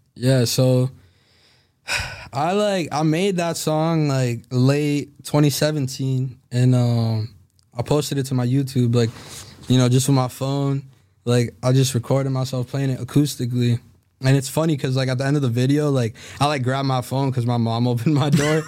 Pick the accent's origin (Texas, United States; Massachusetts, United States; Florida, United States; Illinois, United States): Massachusetts, United States; Salem; I grew up in Salem